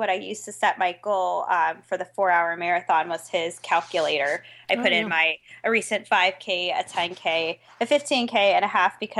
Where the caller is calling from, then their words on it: Orlando, Florida, United States; I am calling from Orlando